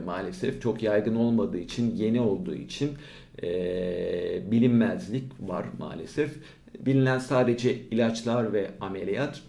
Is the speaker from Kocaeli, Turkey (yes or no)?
no; İzmir, Turkey; also born or lived in Aydın; Ben İzmir doğumluyum. İlk orta lise e, eğitimlerimi İzmir'de yaptım.